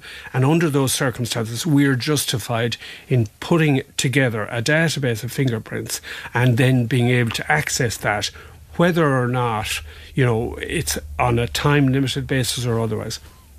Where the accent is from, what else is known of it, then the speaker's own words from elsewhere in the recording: Ireland; a national being an Irish court, because obviously we're part of the EU, we still are anyway, but we're part of the EU